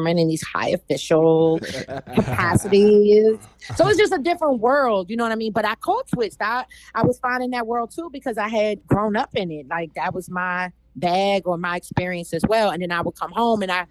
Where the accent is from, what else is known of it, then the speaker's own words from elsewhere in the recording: Washington, District of Columbia, United States; moved away; I grew up primarily in what they call Uptown or Northwest.